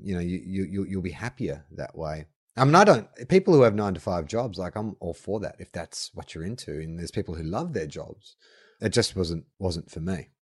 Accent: Melbourne, Victoria, Australia; now in Sydney, Australia; I grew up in Melbourne

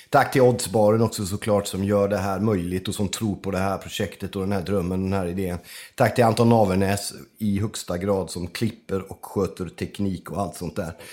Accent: Sweden; Jag är förfärligt svensk. Ja, på gott och ont kan man säga.

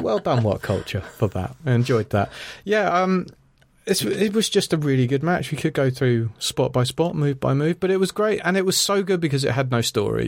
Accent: Ireland; I'm Irish

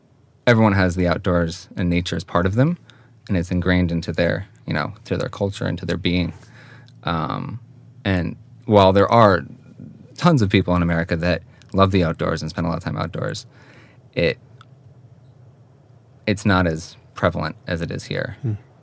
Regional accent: Hawthorne, New York, United States; moved away as an adult; also born or lived in Manhattan, New York City; now in Yxlan, Sweden; So we moved about a half an hour north to the suburbs, to a town called Hawthorne, New York, in Westchester County. And that's where I grew up and spent my whole childhood until I went away to college.

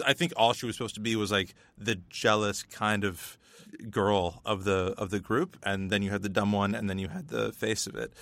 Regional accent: Northern Ontario, Canada; we, we grew up in the Northern Ontario education system

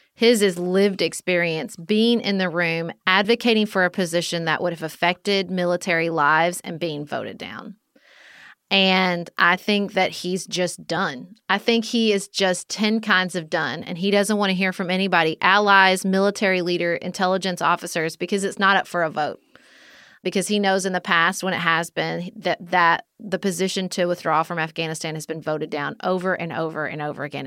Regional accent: United States; as American people

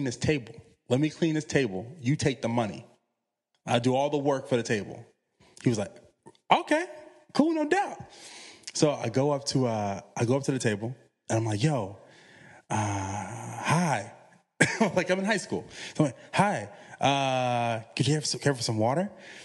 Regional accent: Chesterfield, Virginia, United States; And I'm from Chesterfield, which is right outside of Richmond. But you're talking about I'm maybe 15 minutes away from Petersburg.

